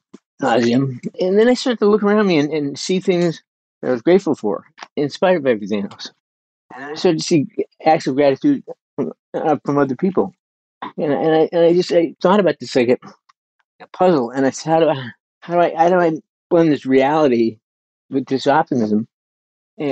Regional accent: Burnaby, British Columbia, Canada; moved away; I was a kid growing up in Canada. I lived in Burnaby, which is kind of the Brooklyn of Vancouver

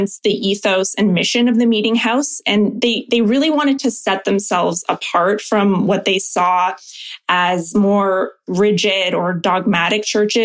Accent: Oakville, Ontario, Canada; I'm from Oakville originally.

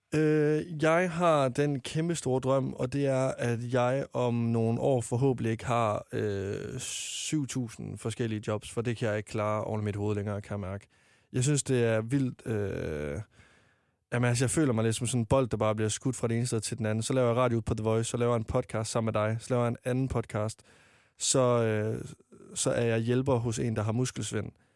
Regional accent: Varde, Southern Denmark, Denmark; moved away as an adult; now in Copenhagen, Denmark; jeg var med i en drengegruppe hjemme i Varde, der jeg kom fra

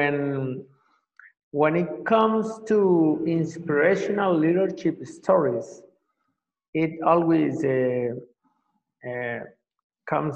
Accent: Colombia; moved away as an adult; also born or lived in Venezuela / Mexico; now in Paraguay; I am from Colombia. I have lived in several countries, and since 2009, I live in Paraguay.

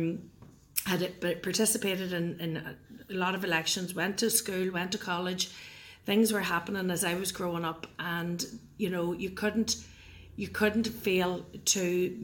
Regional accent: The Brantry, County Tyrone, Northern Ireland, United Kingdom; I was born in the Brantry, County Tyrone, which is comprised of 18 town lands. It's a wee rural area

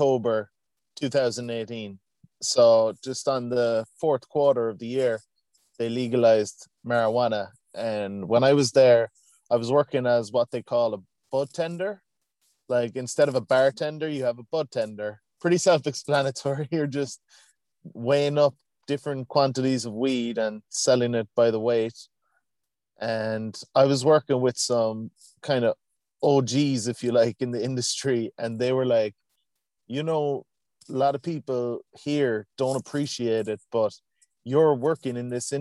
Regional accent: Cork, Munster, Ireland; also born or lived in Canada; I come from Cork, Ireland, born and raised

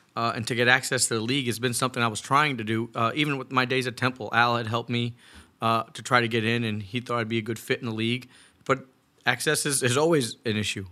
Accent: Northeast, United States; we're both from the Northeast

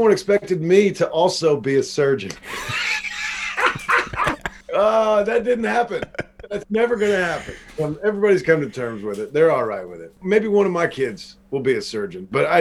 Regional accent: Seymour, Indiana, United States; also born or lived in Brownstown, Indiana; my hometown is Seymour, but now I live in a town called Brownstown, which is like 15 minutes

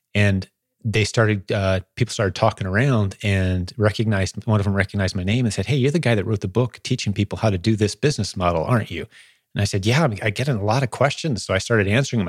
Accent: Indianapolis, Indiana, United States; in Indianapolis, fly to my hometown

